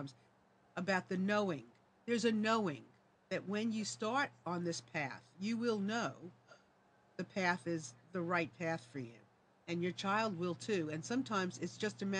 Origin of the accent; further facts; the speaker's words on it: New York, United States; moved away; I'm from New York